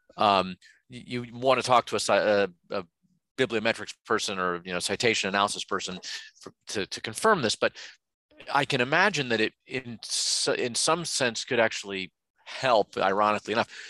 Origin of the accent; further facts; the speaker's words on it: United States; I'm an American